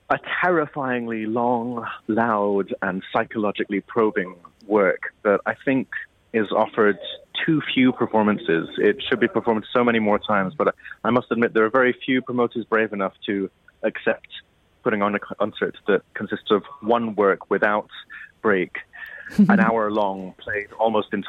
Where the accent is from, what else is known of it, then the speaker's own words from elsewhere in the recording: Edinburgh, Scotland, United Kingdom; growing up in Edinburgh in the '90s, it was a pretty white place to be. There weren't many Asians in my school, and of course, being half Asian in that context meant I was fully Asian.